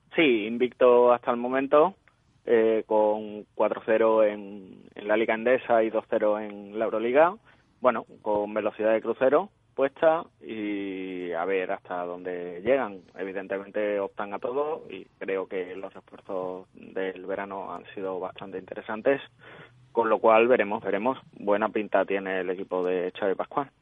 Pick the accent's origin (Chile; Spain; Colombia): Spain; Seville, Andalusia; como buenos sevillanos